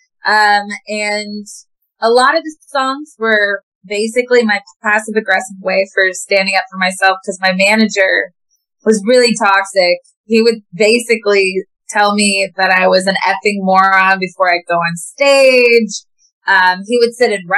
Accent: Williamsport, Pennsylvania, United States; moved away as an adult; also born or lived in Boston / Nashville; I'm from Williamsport, Pennsylvania.

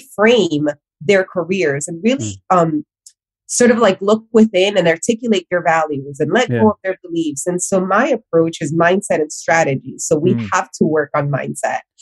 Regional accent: Miami, Florida, United States; also born or lived in Honduras; I was born in Honduras, I was raised in Miami

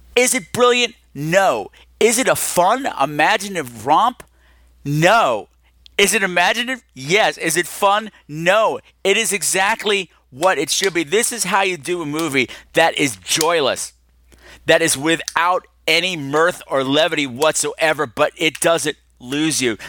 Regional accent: New York, United States; We're both from New York

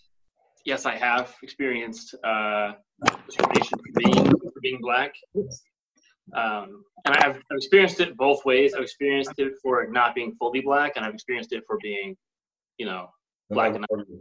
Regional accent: United States; I'm American

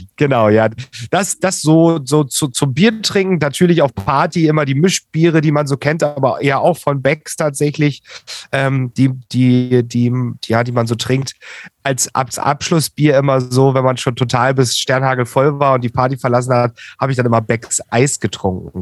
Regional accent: Saxony, Germany; aus meiner Heimat, aus Sachsen

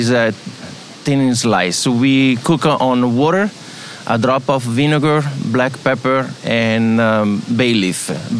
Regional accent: Venice, Veneto, Italy; English is a second language; now in Los Angeles, United States; I come from Venice, and we are close to Chioggia.

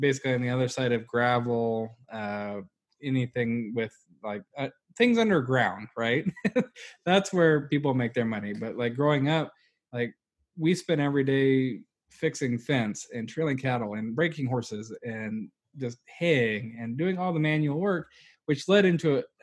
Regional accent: Wyoming, United States; the ranch I grew up on was about 500,000 acres

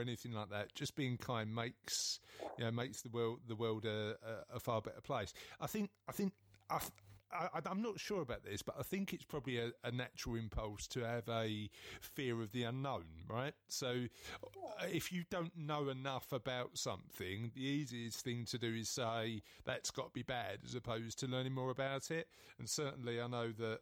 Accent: London, United Kingdom; I'm from East London

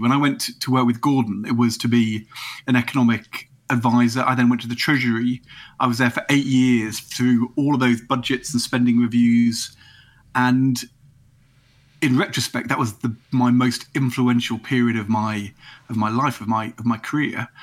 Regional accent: Nottingham, East Midlands, United Kingdom; moved away as an adult; also born or lived in Norwich, England; we moved from norwich when i was eight to Nottingham. But I came from Norwich

